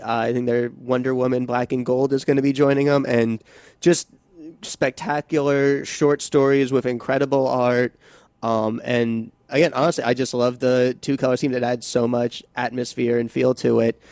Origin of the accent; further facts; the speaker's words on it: suburb of New York City, United States; I'm from a suburb about, like, fifty minutes away from the city proper